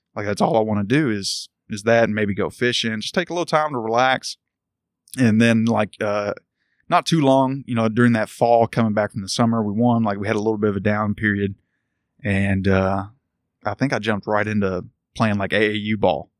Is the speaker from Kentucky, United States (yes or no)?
yes; Louisville, Kentucky, United States; I grew up in Louisville, Valley Station to be exact